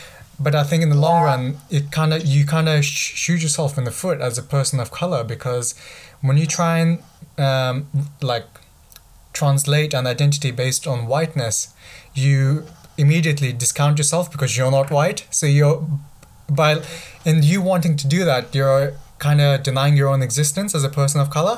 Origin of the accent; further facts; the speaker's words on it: Essex, East of England, United Kingdom; growing up in Essex